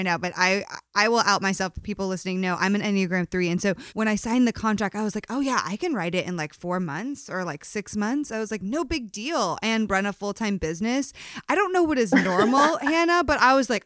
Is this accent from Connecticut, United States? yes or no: yes; Connecticut, United States; we're both from Connecticut